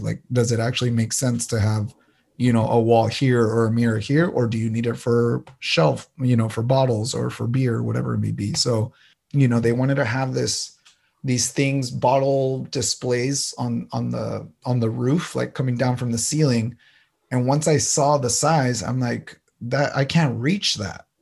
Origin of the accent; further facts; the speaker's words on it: San Diego, California, United States; also born or lived in El Paso, Texas / Ciudad Juarez (family); So I was born in El Paso, Texas, but came at a young age to San Diego. So I consider myself Tejano, but also San Diegan